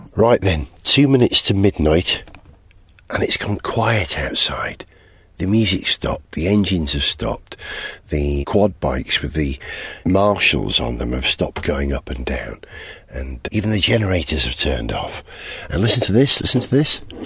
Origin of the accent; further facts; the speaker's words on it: Wales, United Kingdom; We're Welsh